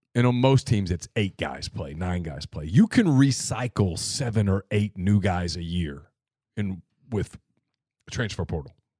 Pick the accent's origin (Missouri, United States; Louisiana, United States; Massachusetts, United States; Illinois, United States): Louisiana, United States; Ruston; growing up in Ruston